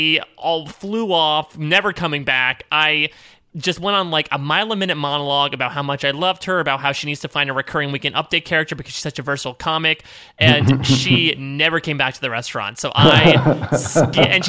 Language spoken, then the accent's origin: English; Connecticut, United States; moved away as an adult; also born or lived in Pennsylvania; now in New York, United States; I'm from Connecticut, so I've been from like the tri-state area